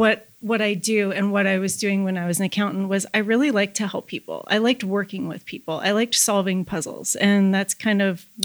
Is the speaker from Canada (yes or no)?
yes; Red Deer, Alberta, Canada; So I'm from Red Deer, Alberta.